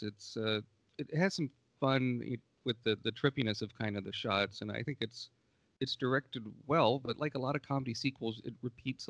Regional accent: Marietta, Georgia, United States; also born or lived in Centreville, Virginia, United States; I was moving from Centerville, Virginia down to Atlanta, Georgia

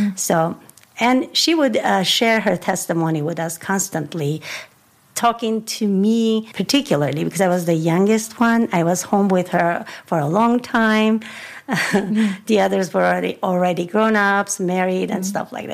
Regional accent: Yerevan, Armenia; I was born in a family where, in Armenia, first of all, Yerevan, that was the capital city, is still the capital city of Armenia

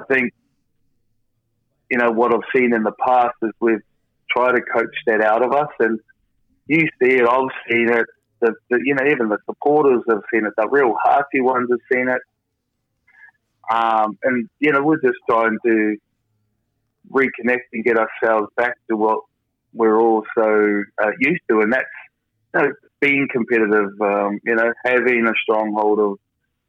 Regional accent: New Zealand; moved away

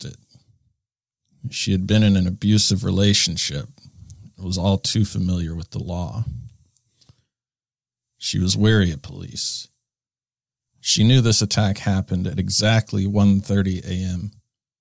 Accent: Fairbanks, Alaska, United States; my hometown of Fairbanks. I was born and raised there.

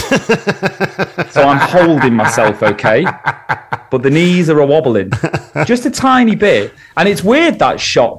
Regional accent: St Helens, North West England, United Kingdom; now in Warrington, United Kingdom; I'm from St. Helens. You know, I'm a northerner

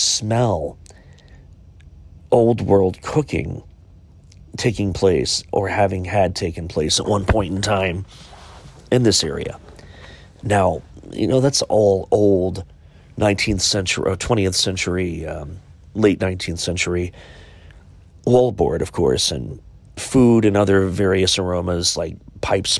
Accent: Chillicothe, Ohio, United States; my hometown of Chillicothe, Ohio, Ohio's first capital.

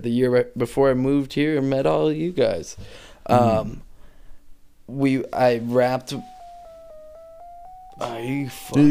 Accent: Bristol, United States; Growing up in Bristol, Halloween ruled. The whole town shut down.

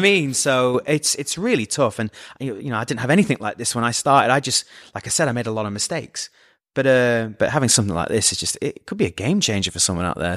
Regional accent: Scunthorpe, Yorkshire and the Humber, United Kingdom; moved away; I'm from Scunthorpe

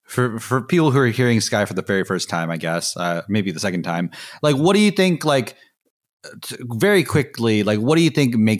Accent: Chicago, Illinois, United States; like, I'm like from Chicago and like I lived in Chicago and I'm living in Chicago.

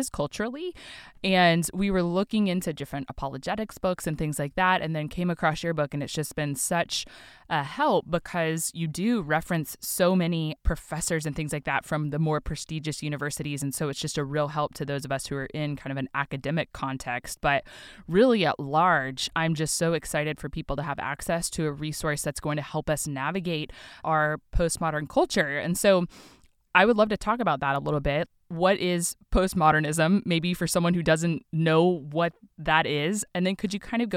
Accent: Oklahoma, United States; moved away; I'm from Oklahoma originally

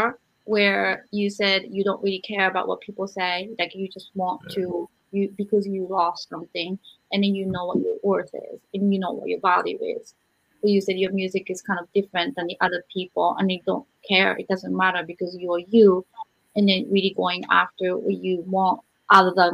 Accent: Japan; moved away; I grew up in Japan.

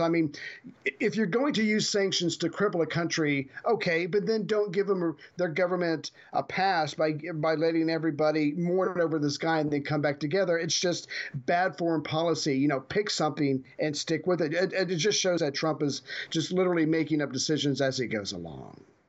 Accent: United States; as an American

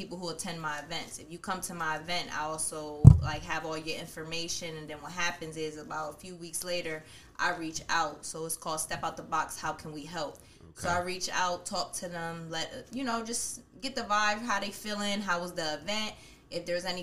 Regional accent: United States; also born or lived in Bronx, New York City, New York, United States; my family came out here when I was about 5 or 6 years old. So I've been basically grown up around 13th and Derry my whole life.

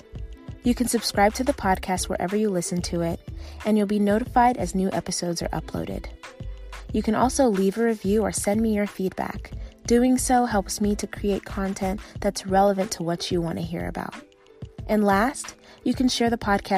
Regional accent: Las Vegas, Nevada, United States; also born or lived in Uganda; I was born in Uganda and raised in Las Vegas

